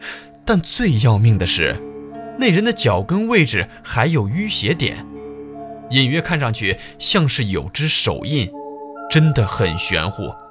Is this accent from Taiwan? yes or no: no; Ningbo, Zhejiang, China; 我们宁波话